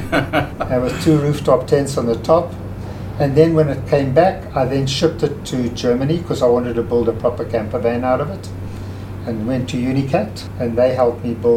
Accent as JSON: {"language": "English", "town": "Johannesburg", "region": "Gauteng", "country": "South Africa", "tie": "born or raised there", "said": "I was born here in Johannesburg, South Africa"}